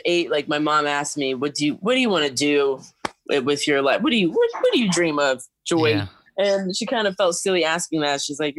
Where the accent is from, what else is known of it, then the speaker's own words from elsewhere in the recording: Rochester, New York, United States; I started dancing at around 5 years old because my parents were tired of me jumping around the house. So they took me to the nearest dance studio in a town nearby called Manaca.